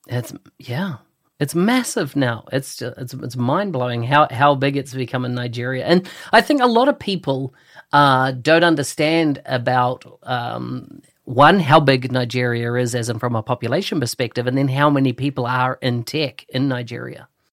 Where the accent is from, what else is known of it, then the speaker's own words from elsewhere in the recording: New Zealand; I come from New Zealand, a little country at the bottom of the world